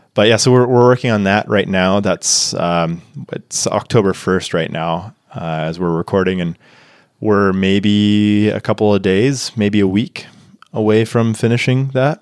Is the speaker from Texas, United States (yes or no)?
yes; Tyler, Texas, United States; moved away as an adult; now in Niseko, Japan; my hometown trails. Uh, shout out Tyler, Texas